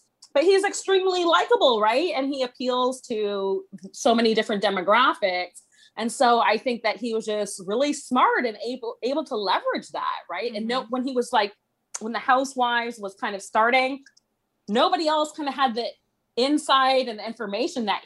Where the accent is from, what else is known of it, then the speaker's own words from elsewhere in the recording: Toronto, Ontario, Canada; I'm from the Toronto area. And so I'm Canadian.